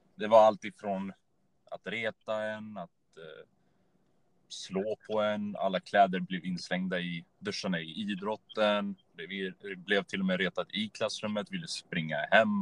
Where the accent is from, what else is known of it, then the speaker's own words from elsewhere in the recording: Örebro, Örebro County, Sweden; född och uppvuxen i Örebro